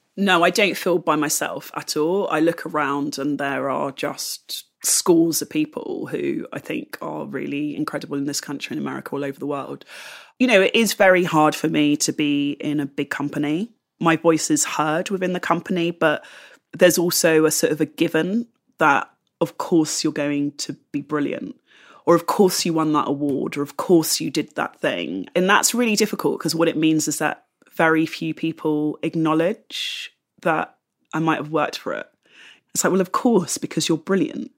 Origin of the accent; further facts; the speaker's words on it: London, United Kingdom; moved away as an adult; now in Bristol, United Kingdom; the London that I grew up